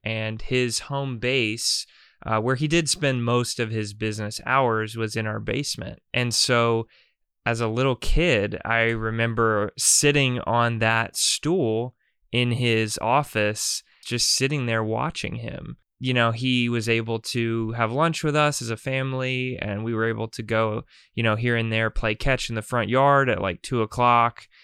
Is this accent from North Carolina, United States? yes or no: yes; North Carolina, United States; I'm growing up in North Carolina